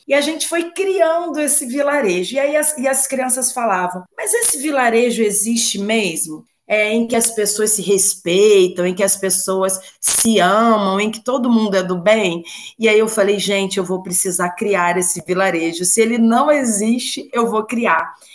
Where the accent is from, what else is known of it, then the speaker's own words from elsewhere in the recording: Rio de Janeiro, Brazil; moved away as an adult; now in Juiz de Fora, Brazil; eu sou carioca, né? E moro em Juiz de Fora, em Minas. Mudei para Minas tem mais ou menos uns 11 anos